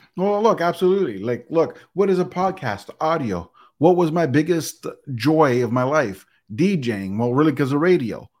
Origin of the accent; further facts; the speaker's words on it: Canada; I'm Canadian, but part of North America